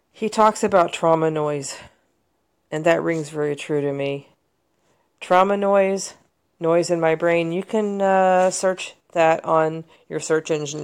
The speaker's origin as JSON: {"language": "English", "country": "United States", "said": "as an American mental health consumer"}